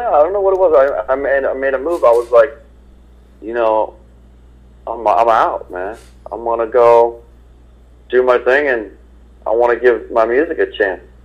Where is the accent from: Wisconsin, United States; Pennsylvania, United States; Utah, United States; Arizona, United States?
Pennsylvania, United States; Philadelphia; moved away as an adult; also born or lived in Boston; I was born and raised in Philadelphia